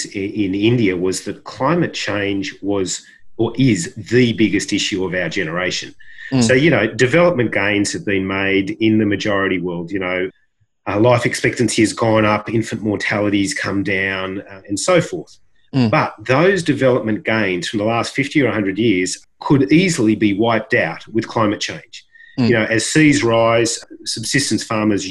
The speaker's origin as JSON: {"language": "English", "country": "Australia", "tie": "born or raised there", "said": "I was born and brought up in Australia"}